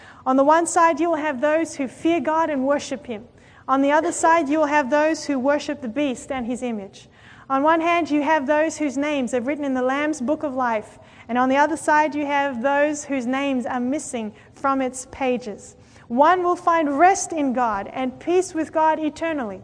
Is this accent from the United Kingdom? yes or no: no; Australia; I come from Australia